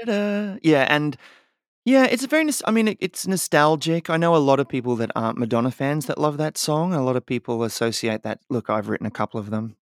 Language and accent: English; Australia; now in United States; growing up in Australia